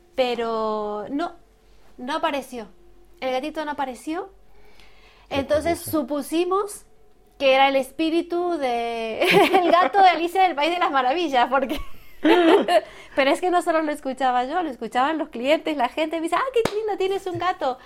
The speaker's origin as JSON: {"language": "Spanish", "country": "Argentina", "moved": "as an adult", "lives_now": "Madrid, Spain", "said": "soy de Argentina, pero ya aquí llevo un tiempito, ¿eh? en, Madrid, hace unos 15 años más o menos"}